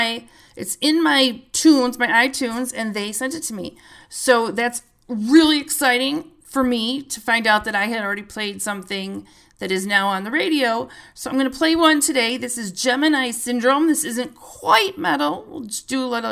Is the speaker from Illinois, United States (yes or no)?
yes; Illinois, United States; I'm from Illinois. There is nothing in Illinois either